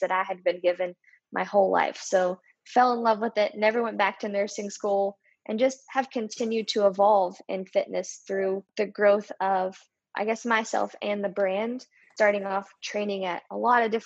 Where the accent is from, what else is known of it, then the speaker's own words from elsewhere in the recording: West Virginia, United States; moved away as an adult; now in Charlotte, United States; We're both from West Virginia